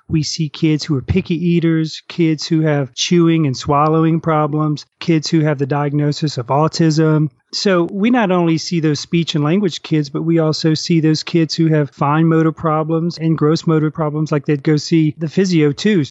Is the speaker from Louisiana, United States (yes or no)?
yes; New Orleans, Louisiana, United States; moved away; also born or lived in New Zealand; I came back and I got settled back in our hometown of New Orleans